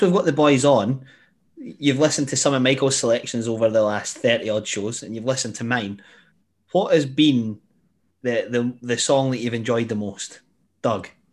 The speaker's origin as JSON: {"language": "English", "town": "Glenrothes", "region": "Scotland", "country": "United Kingdom", "said": "I'm from Glenrothes. I was like 10 at the time"}